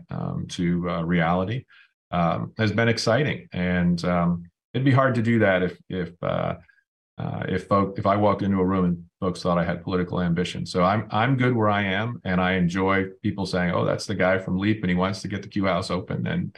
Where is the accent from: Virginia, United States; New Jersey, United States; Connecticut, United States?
Connecticut, United States; New Haven; born or raised there